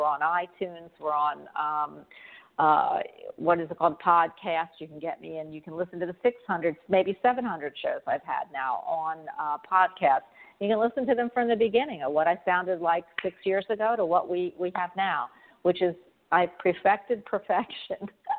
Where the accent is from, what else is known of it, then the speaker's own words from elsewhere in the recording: Florida, United States; I'm from Florida